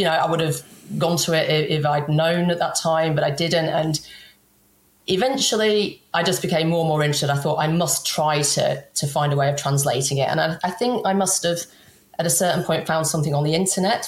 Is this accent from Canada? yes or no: no; England, United Kingdom; I'm English